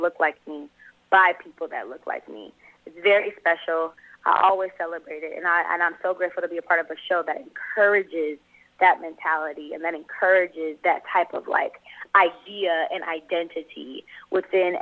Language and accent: English; Los Angeles, California, United States; also born or lived in Atlanta; I grew up in South Central L.A., born and raised here.